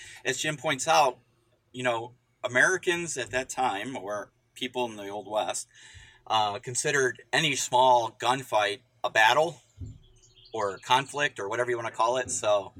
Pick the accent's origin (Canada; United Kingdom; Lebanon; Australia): Canada; Well, no, I'm a Canadian.